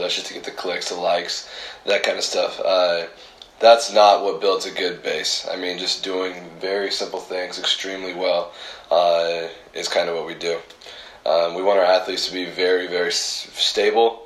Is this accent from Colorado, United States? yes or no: no; Alliance, Nebraska, United States; I grew up in Alliance, uh, Nebraska.